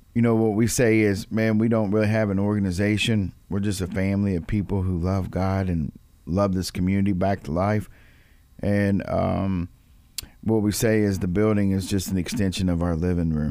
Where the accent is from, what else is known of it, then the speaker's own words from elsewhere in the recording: Louisville, Kentucky, United States; I grew up in Louisville my whole life